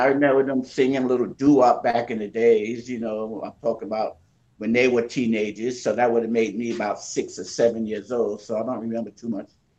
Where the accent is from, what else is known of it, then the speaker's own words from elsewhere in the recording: New York City, New York, United States; moved away as an adult; now in Miami, United States; Originally, I'm from Brooklyn, New York, born and raised